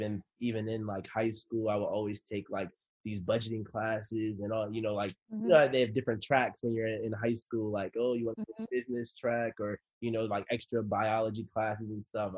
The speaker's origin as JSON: {"language": "English", "area": "DMV", "region": "DC metropolitan area", "country": "United States"}